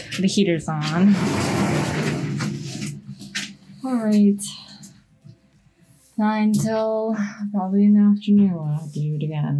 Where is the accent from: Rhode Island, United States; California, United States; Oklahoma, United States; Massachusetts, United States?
California, United States; also born or lived in New York; When I grew up, I always wonder what snow looked like because I grew up in California, right?